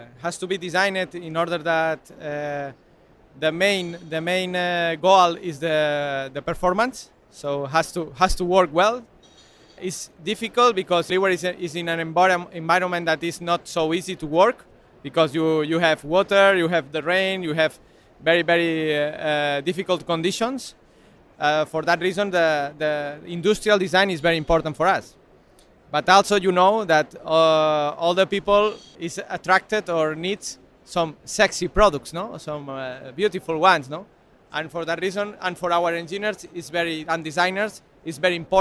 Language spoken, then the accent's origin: English; Spain; English is a second language; we are from Spain